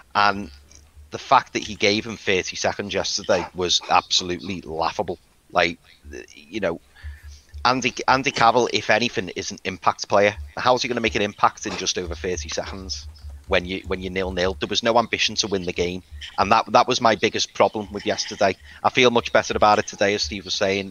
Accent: Liverpool, North West England, United Kingdom; as you can probably tell, I'm from Liverpool

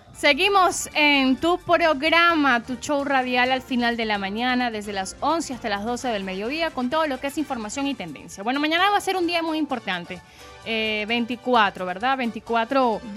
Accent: Venezuela

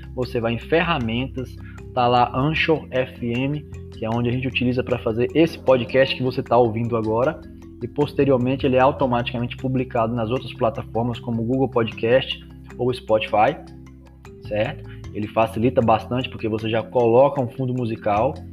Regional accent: Macarani, Bahia, Brazil; eu sou de Macarani

